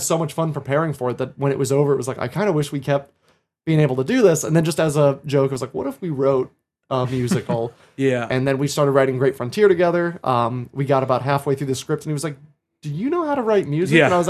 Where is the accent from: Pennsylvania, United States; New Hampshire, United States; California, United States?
New Hampshire, United States; Bow; I grew up in Bow, New Hampshire, which is right outside of the theater mecca of Concord, New Hampshire.